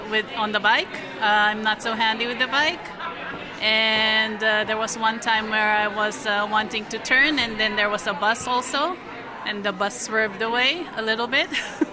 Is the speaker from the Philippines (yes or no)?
yes; Philippines; now in Netherlands; I'm from the Philippines.